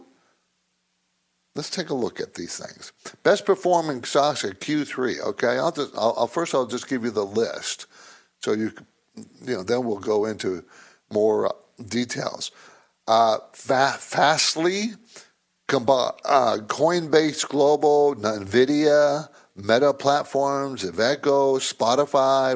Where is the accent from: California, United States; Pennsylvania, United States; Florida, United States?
California, United States; San Diego; I grew up in San Diego.